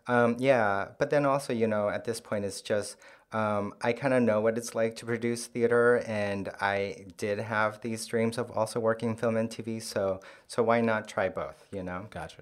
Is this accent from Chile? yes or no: yes; Santiago, Santiago Metropolitan Region, Chile; first language Korean; English is a second language; moved away as an adult; now in New York, United States; I was born in Santiago, uh, and then I lived there um, till I finished high school and moved to New York um, to go to college um, in 2000.